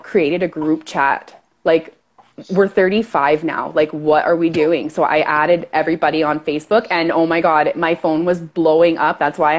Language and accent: English; Canada; accent: Canadian; I'm Canadian for sure